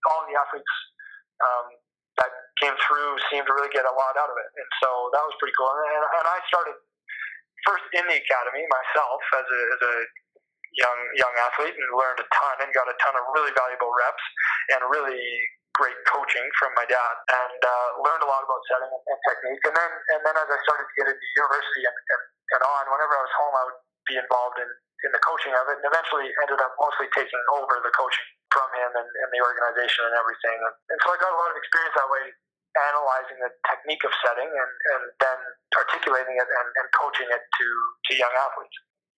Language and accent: English; Canada; But the Canadian volleyball landscape has just come so far in this past, let's say, 10 to 15 yea